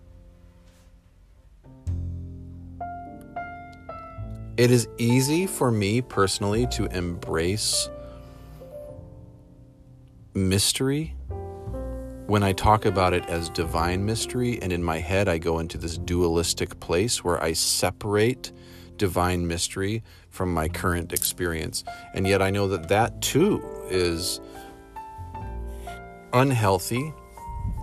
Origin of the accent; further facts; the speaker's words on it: United States; I'm an American human